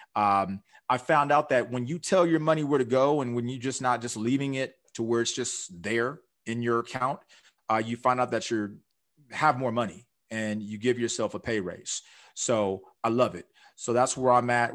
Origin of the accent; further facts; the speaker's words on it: Orange County, California, United States; I'm from Orange County area.